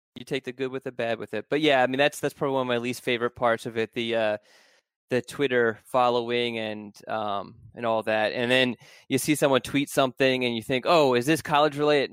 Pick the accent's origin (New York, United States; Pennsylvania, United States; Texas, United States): Pennsylvania, United States; Philadelphia; the city that I was born